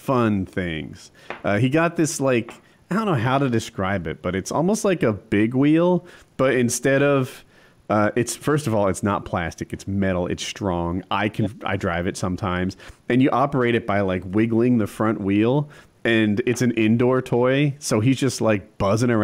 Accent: New Jersey, United States; now in North Carolina, United States; we're in North Carolina, but we're from Jersey.

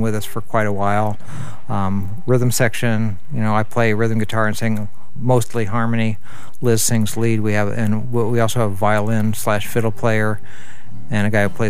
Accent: Northeast Indiana, United States; now in Minneapolis, United States; Growing up in Northeast Indiana, I spent a lot of time, summers and harvest seasons, on my grandparents' farm

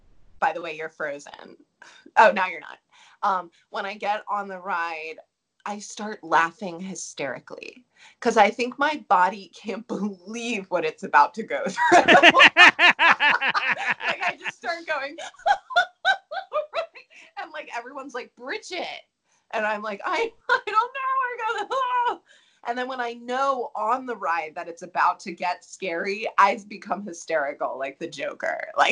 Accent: Baltimore, Maryland, United States; now in Denver, United States

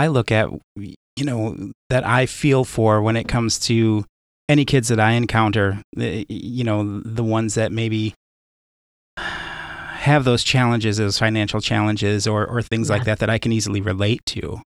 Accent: Chicago, Illinois, United States; I grew up in Chicago

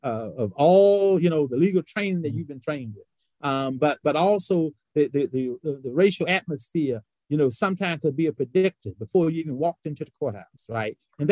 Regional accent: Vance County, North Carolina, United States; I harken back to Vance County, my hometown, again.

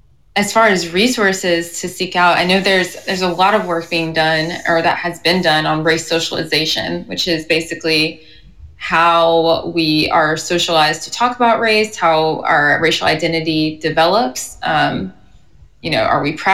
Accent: the South, United States; I'm from the South. I'm from, like I said, a very white community.

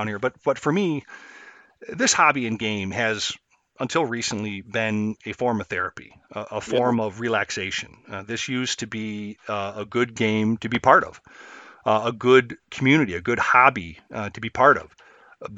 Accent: Chicago, Illinois, United States; I grew up in and around Chicago, streets mostly

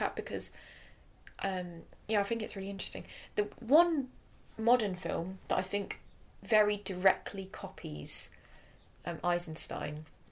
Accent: England, United Kingdom; we are English

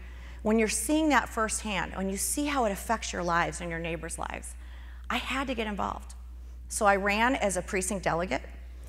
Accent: Michigan, United States; also born or lived in Texas; I was born in Texas. I'm one of seven children. And when I was six, my parents bought my grandparents' house in Michigan, and we lived in it with them for a year while they built the house next door.

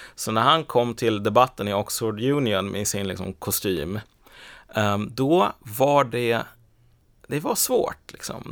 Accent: Sweden; jag är ju född i Sverige för det första, jag har bott här hela livet

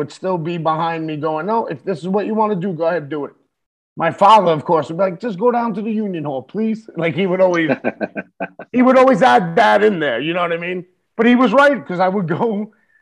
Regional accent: New York City, New York, United States; I'm an Irish Puerto Rican Catholic from the Bronx

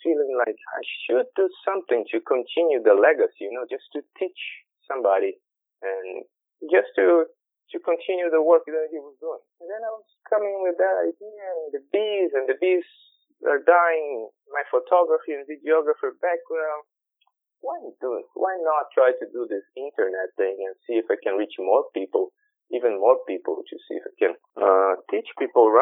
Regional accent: Brazil; I'm from Brazil. I'm Brazilian.

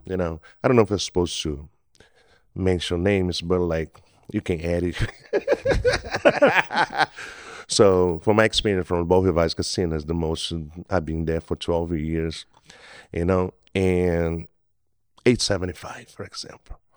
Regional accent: Brazil; English is a second language; moved away as an adult; now in Mississippi Gulf Coast, United States; I'm from Brazil. I've been here for a while.

